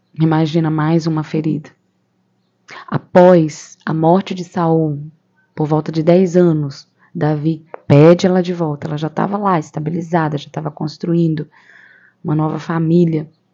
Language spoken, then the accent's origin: Portuguese; Camaragibe, Pernambuco, Brazil; sou de Pernambuco, de uma cidade chamada Camaragibe.